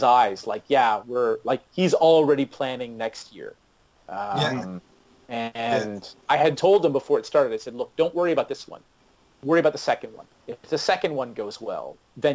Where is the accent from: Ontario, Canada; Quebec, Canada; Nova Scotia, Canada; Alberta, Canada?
Ontario, Canada; Brampton; I grew up in Brampton.